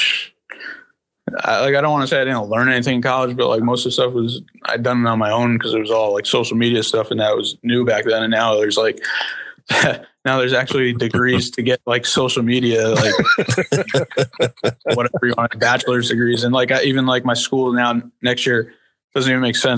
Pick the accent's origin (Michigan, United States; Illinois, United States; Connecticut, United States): Connecticut, United States; West Haven; I grew up in West Haven